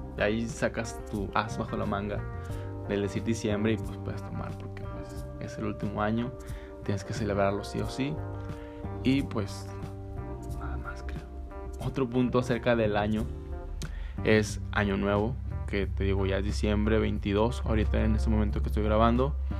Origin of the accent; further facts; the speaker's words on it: northern Mexico, Mexico; así somos los norteños el norte